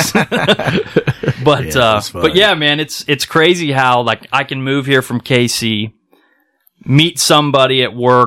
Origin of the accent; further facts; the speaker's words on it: Kansas City, United States; moved away as an adult; also born or lived in Riverbend area (Illinois); now in Riverbend area, United States; I'm from Kansas City, and my crew I grew up